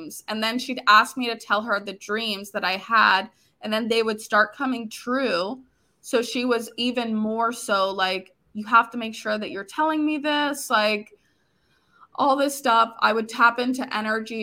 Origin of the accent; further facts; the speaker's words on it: Florida, United States; also born or lived in New York / Dominican Republic; Originally, I'm from Florida. I still live in Florida